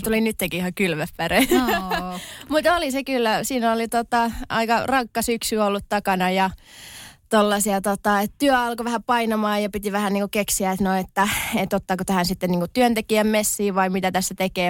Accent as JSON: {"language": "Finnish", "town": "Tornio", "region": "Lapland", "country": "Finland", "tie": "born or raised there", "also_born_or_lived": "Levi", "accent": "Tornio Valley dialect", "moved": "as an adult", "lives_now": "Helsinki, Finland", "said": "tosiaan Torniosta kotoisin"}